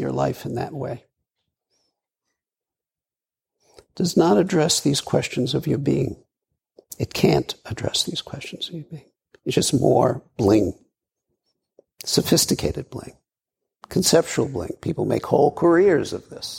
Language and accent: English; New York City, New York, United States; moved away; also born or lived in Colorado; I grew up in Brooklyn